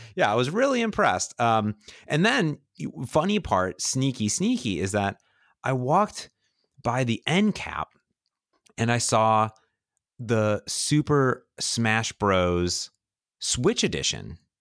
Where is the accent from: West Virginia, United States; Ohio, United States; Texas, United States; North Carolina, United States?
Ohio, United States; Cleveland; I grew up in Cleveland, right, with the Cleveland Indians